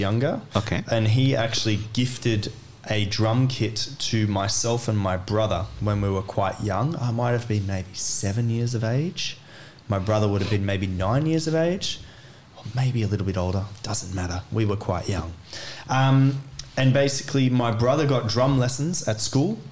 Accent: Australia; moved away as an adult; also born or lived in Celle, Germany; now in Cologne, Germany; I was born and lived in Australia before I came to Germany.

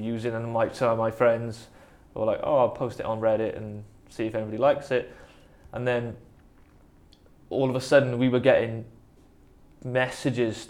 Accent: the Valleys, Wales, United Kingdom; I'm from the Valleys

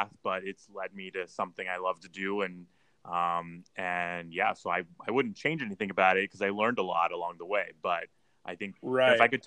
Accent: St. Helens, Oregon, United States; also born or lived in Hawaii / Palm Springs; But we moved to Oregon when I was about two. So I grew up primarily just around Portland, but mostly in St. Helens, Oregon

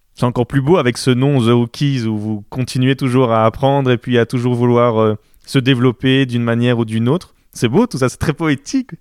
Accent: Belgium; je suis belge, et moi j'habite, en Belgique

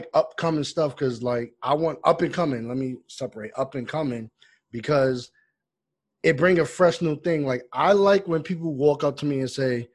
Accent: Roosevelt, New York, United States; I grew up in Roosevelt, Long Island.

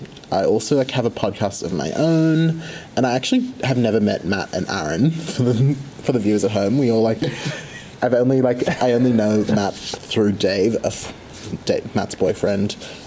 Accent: Australia; I am from Australia. So I'm like sitting in a classroom in Brisbane, Australia at the moment.

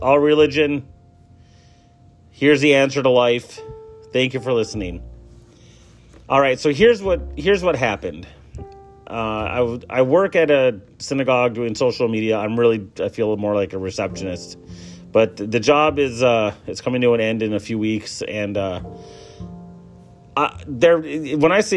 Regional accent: Chassel, Michigan, United States; it was Catholics and Lutherans growing up in Chassel.

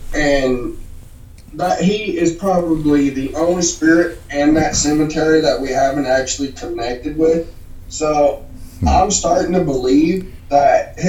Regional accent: Weston, West Virginia, United States; moved away; me and my brother, where we're from, we are from Weston, West Virginia.

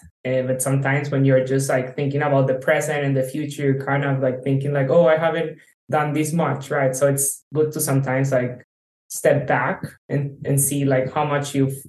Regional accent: Colombia; also born or lived in Uruguay / China; now in San Francisco, United States; I was born in Uruguay to Colombian parents. I grew up in Colombia, so I'm Colombian. I lived in 7 countries so far.

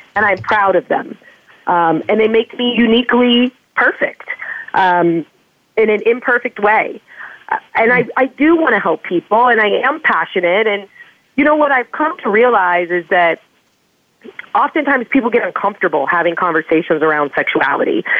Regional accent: Indiana, United States; I grew up in Pence country, you know, Indiana, very sexually repressed state

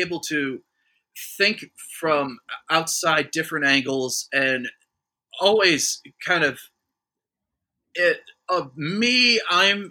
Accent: Toledo, Ohio, United States; We're both from the same – we both grew up in the same area

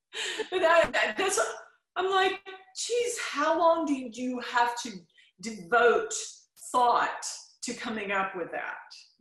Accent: Chattanooga, Tennessee, United States; now in Nashville, United States; I was born in Chattanooga

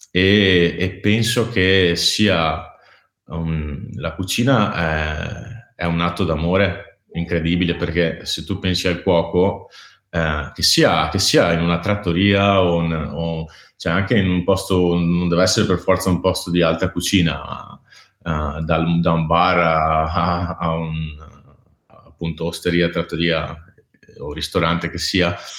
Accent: Veneto, Italy; moved away as an adult; also born or lived in Copenhagen; da Veneto, gran lavoratore

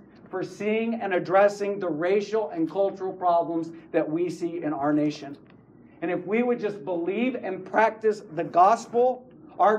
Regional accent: West Texas, United States; now in Fort Worth, United States; I grew up in West Texas.

